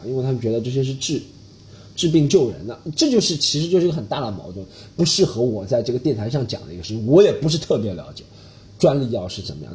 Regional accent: China; moved away as an adult; 我们中国人有一个理论就是不能寒

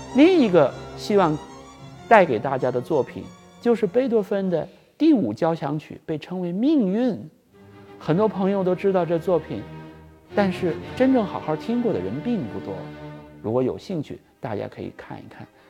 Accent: China; 作为我们中国人来说

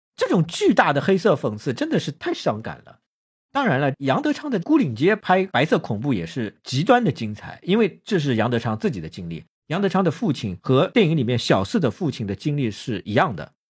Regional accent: China; 听说我们是大陆来的

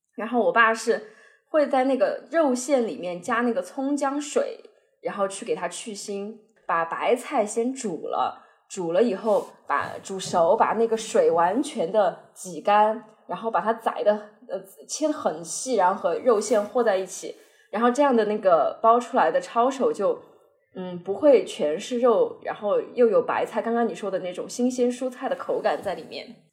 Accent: Chengdu, Sichuan, China; 但是我们作为成都人肯定要加一勺那个油辣子在里面

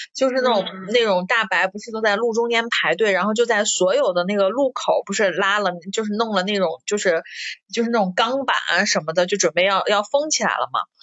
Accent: Xi'an, Shaanxi, China; 你作为一个西安人

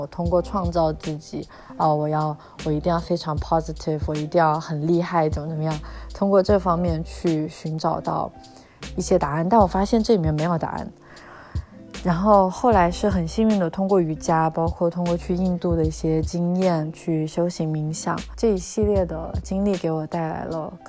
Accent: China; 因为我们中国人可能只有扫墓的时候，自己祭祀自己家，嗯，祖先或者是嗯去世的长者的时候才会去这样的地方

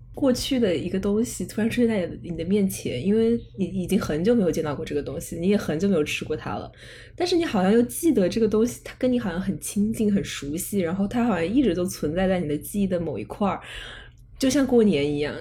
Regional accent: Chengdu, Sichuan, China; moved away as an adult; also born or lived in Henan; 我爸爸是河南人，呃，我妈妈是四川人，然后我们家，就是我从小到大都在成都长大的

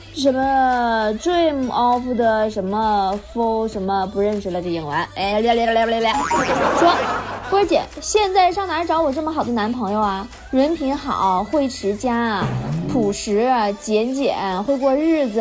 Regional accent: Northeast China, China; 咱们东北人要有自己的个性

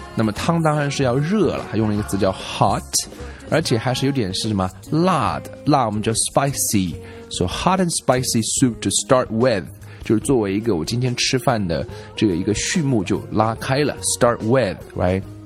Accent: China; 我们中国人吃鱼

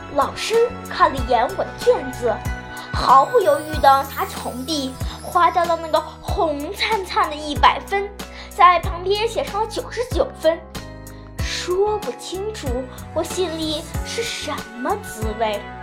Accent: Dalian, Liaoning, China; 我来自辽宁省大连市

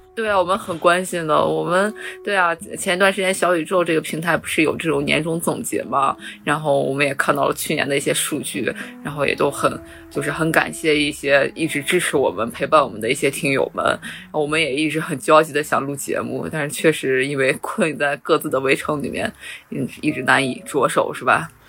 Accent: Xi'an, Shaanxi, China; moved away; 我高手回到了我家乡西安

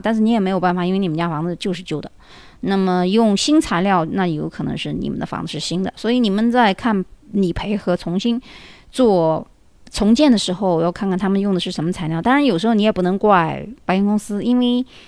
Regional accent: China; moved away; 我们中国人

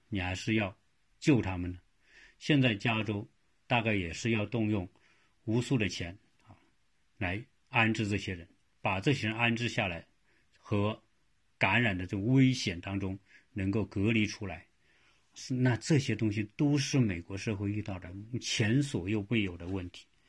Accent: China; now in United States; 我们中国人

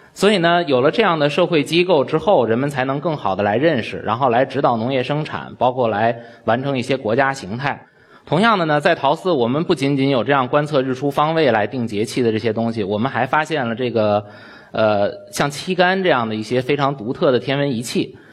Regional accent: China; 我们中国人

